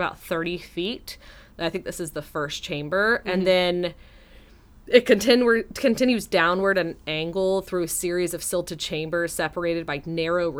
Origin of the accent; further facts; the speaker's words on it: Texas, United States; my home state of Texas